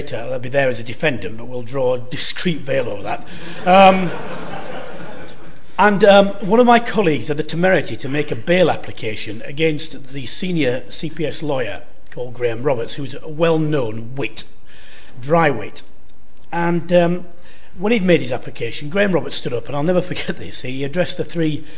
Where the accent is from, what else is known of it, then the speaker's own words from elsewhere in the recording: Halifax, Yorkshire and the Humber, United Kingdom; moved away; I'm actually from Halifax. I was raised in Halifax